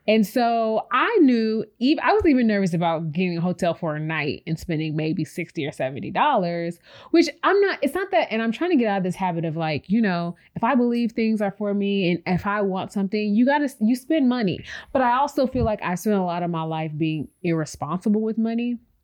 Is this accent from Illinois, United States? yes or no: yes; Chicago, Illinois, United States; moved away as an adult; now in Houston, United States; I'm born, we're both born and raised in Chicago.